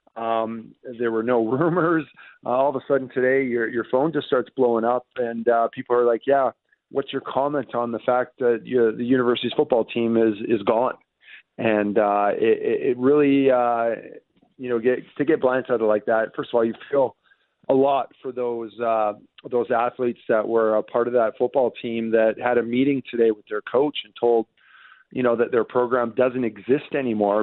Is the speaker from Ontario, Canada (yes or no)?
no; British Columbia, Canada; as a Canadian who grew up in Canada, in British Columbia